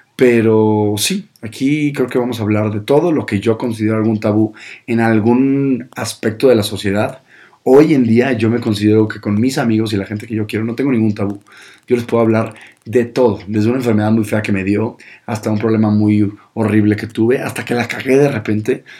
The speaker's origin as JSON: {"language": "Spanish", "town": "Monterrey", "region": "Nuevo León", "country": "Mexico", "said": "yo soy de Monterrey, del norte"}